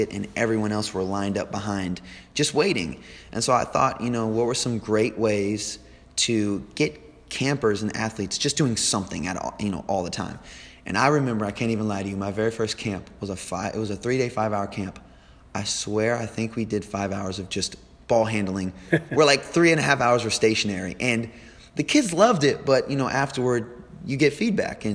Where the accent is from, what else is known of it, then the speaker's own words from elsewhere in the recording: Machias, United States; I'm from Machias, so we had a local gym around where I'm from